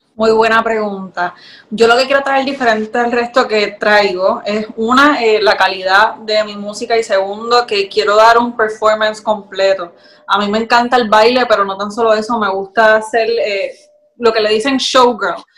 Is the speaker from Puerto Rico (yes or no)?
yes; Puerto Rico; soy de acá de Puerto Rico.